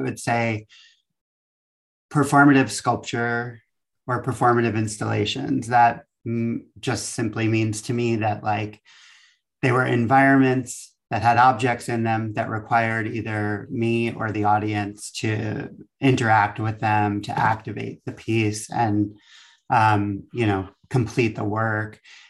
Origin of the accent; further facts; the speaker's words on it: East Coast, United States; now in Valencia, United States; I'm from the East Coast, and it was always an institution I was aware of.